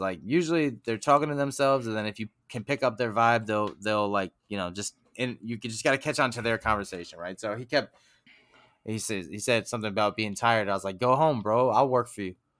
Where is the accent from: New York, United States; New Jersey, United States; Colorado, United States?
New York, United States; Huntington; Huntington, my hometown.